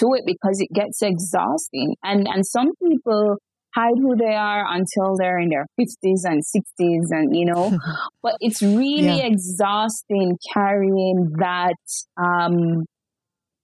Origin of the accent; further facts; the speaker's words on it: Jamaica; I'm born and raised in Jamaica